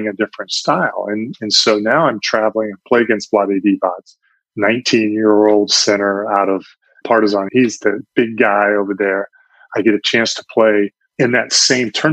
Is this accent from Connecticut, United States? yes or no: no; Orlando, Florida, United States; also born or lived in Brandon, Florida; I grew up in the Orlando area as a kid.